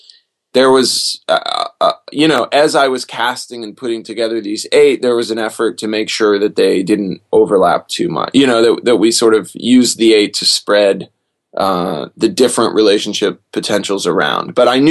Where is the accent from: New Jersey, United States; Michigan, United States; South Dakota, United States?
Michigan, United States; Detroit; born there; also born or lived in Lexington / Augusta / Anniston / Kingsland; Well, I was born in Detroit, and then I moved to Lexington, Kentucky, where my dad was finishing college, and then Augusta, Georgia, Anniston, Alabama, Kingsland, Georgia, Concord, California